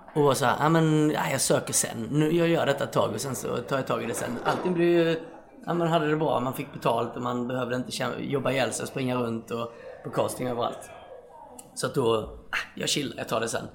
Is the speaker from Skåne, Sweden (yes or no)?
yes; Osby, Skåne, Sweden; moved away as an adult; also born or lived in Stockholm; now in Malmö, Sweden; jag flyttade från Osby där jag kommer ifrån.